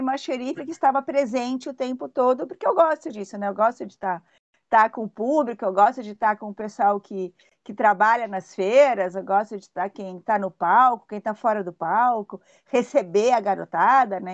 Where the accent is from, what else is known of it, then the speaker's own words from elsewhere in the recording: São Paulo, Brazil; moved away as an adult; also born or lived in London; now in Litoral Norte, Brazil; Eu sou de São Paulo, né? Eu, eu, saí de São Paulo com 21 anos